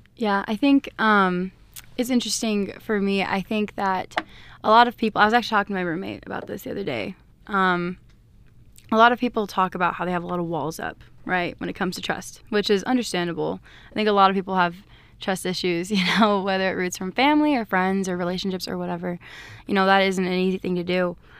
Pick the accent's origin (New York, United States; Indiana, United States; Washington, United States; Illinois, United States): Washington, United States; Everett; I'm from Everett, Washington